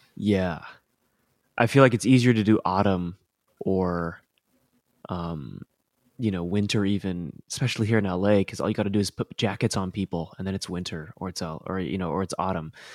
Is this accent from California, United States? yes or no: no; Colorado, United States; growing up in Colorado